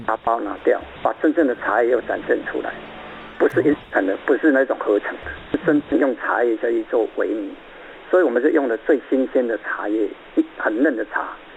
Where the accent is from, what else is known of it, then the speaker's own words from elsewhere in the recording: Taiwan; 我们台湾人